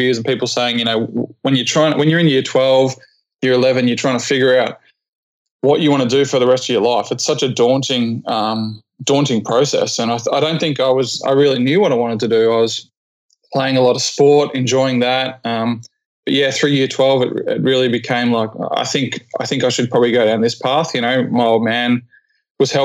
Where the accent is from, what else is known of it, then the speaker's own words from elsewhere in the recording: Geelong, Victoria, Australia; moved away as an adult; also born or lived in Whitsundays / Cairns / Hanoi / Darwin; I'm from Geelong, Victoria, by the way, down in Australia.